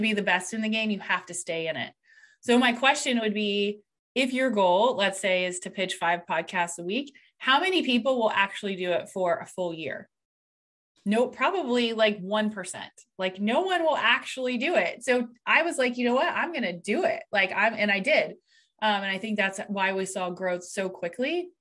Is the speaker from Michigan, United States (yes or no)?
no; Columbus, Ohio, United States; I'm actually from Columbus, Ohio. So, over here in the United States